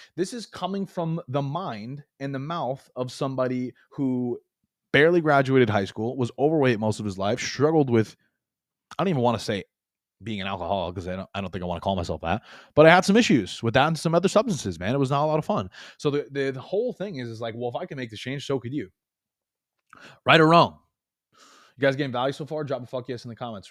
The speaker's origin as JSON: {"language": "English", "region": "New York", "country": "United States", "tie": "born or raised there", "moved": "as an adult", "lives_now": "Florida, United States", "said": "I was born and raised in New York, and I moved from New York to Florida a couple years ago"}